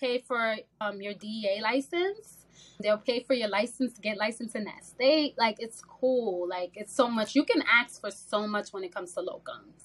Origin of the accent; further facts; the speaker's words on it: New York, United States; I'm originally from New York